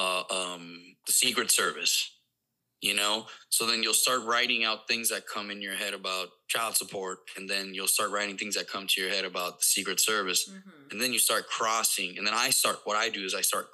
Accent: Puerto Rico; first language Spanish; English is a second language; moved away as an adult; now in Missouri, United States; growing up in Puerto Rico

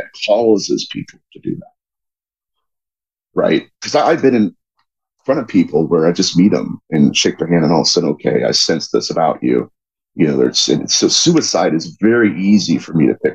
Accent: Dayton, Ohio, United States; I grew up in Dayton

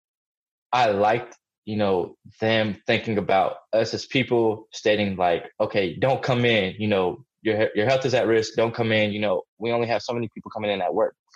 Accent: Massachusetts, United States; I was born in Massachusetts

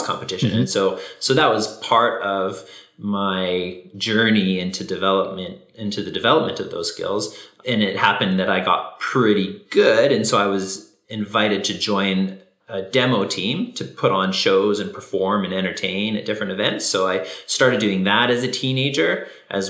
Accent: near Vancouver, British Columbia, Canada; I grew up in BC, close to Vancouver, in the suburb

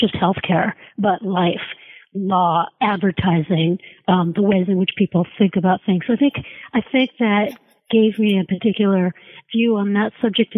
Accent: Canada; I'm Canadian

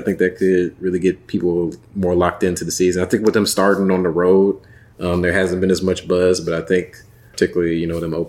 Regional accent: St. Louis, Missouri, United States; now in Las Vegas, United States; I'm from St. Louis, man.

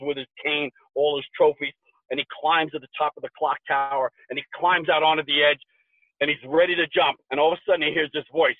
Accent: New York, United States; moved away as an adult; now in Colorado, United States; I'm a New Yorker.

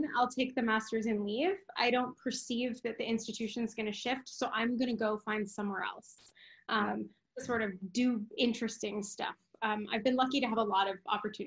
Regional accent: Midwest, United States; moved away; also born or lived in California; I'm Mexican American and I'm from the Midwest

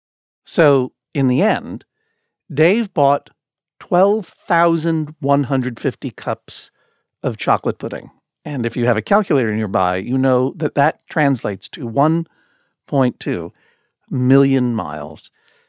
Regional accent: New England, United States; Sir, I'm from New England.

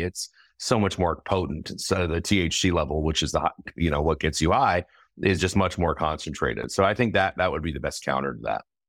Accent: California, United States; my home state of California

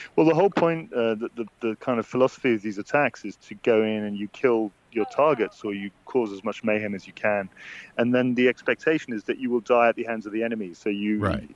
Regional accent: United Kingdom; as a Brit.

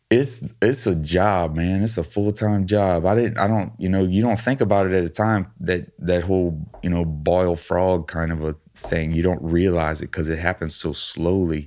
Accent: Thibodaux, Louisiana, United States; we're both from Thibodeau

